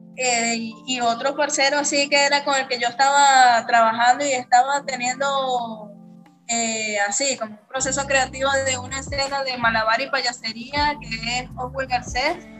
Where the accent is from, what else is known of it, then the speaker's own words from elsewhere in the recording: Caracas, Capital District, Venezuela; moved away as an adult; now in Brazil; soy venezolana, este, tengo aquí en Brasil residencia cuatro años. En la Venezuela soy de la ciudad de Caracas, eh, de la parroquia Caricuao.